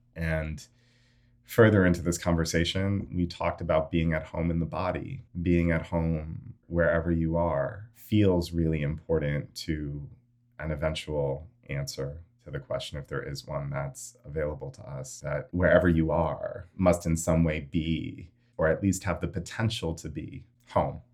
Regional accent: New York City, New York, United States; as a U S American, born and raised in New York City

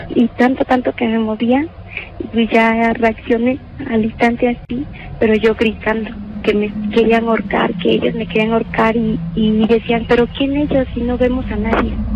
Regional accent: Guerrero, Mexico; moved away; also born or lived in Mexico City; Yo soy del estado de Guerrero

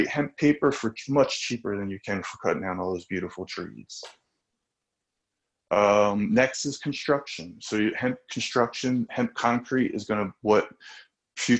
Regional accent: New Jersey, United States; I grew up in South Jersey.

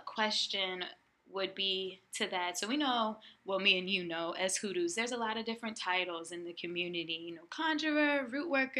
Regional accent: Chesapeake Bay, United States; we're both from the Chesapeake Bay

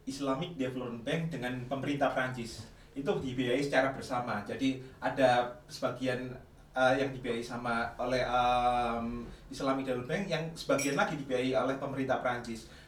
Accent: Surabaya, East Java, Indonesia; Nah, saya kebetulan dari Surabaya itu mantau terus kalau kalau luang dulu waktu les juga saya main ke bibliotek

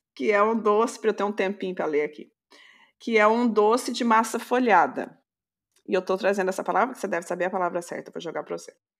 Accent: Brazil; nós, uh, brasileiros

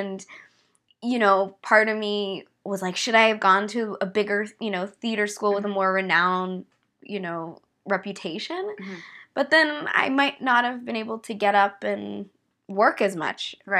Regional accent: Los Angeles, California, United States; Well, I grew up here in Los Angeles in the Hollywood Hills. My dad was an actor.

